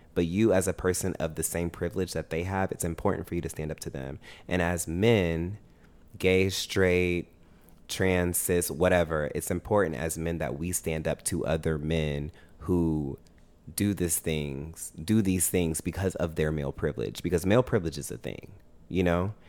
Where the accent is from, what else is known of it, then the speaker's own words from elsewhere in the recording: Augusta, Georgia, United States; now in Atlanta, United States; I grew up in Augusta. That's where I was raised